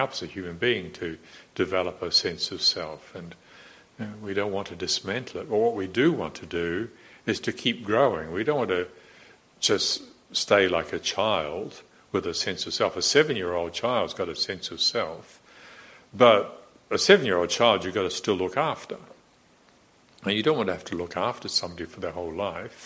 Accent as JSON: {"language": "English", "town": "Morrinsville", "region": "Waikato", "country": "New Zealand", "tie": "born or raised there", "said": "I was brought up a Presbyterian in Moranesville in New Zealand"}